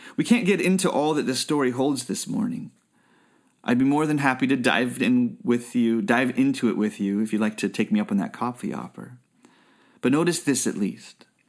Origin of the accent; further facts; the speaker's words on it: Bay Area, California, United States; I grew up in the Bay Area